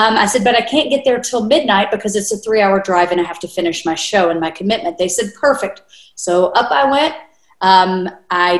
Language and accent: English; North Little Rock, Arkansas, United States; moved away as an adult; now in California, United States; I was born and raised in North Little Rock